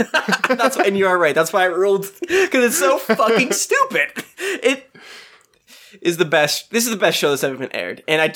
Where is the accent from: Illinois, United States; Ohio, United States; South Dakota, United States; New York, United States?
New York, United States; I'm a New Yorker